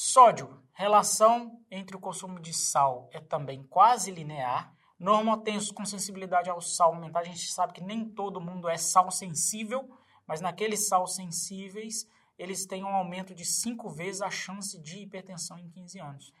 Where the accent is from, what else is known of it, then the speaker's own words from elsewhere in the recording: Minas Gerais, Brazil; Eu, como mineiro